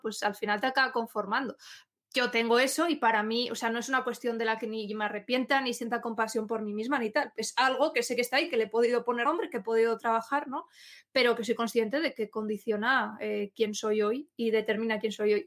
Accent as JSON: {"language": "Spanish", "region": "Asturias", "country": "Spain", "said": "Asturias, yo soy asturiana"}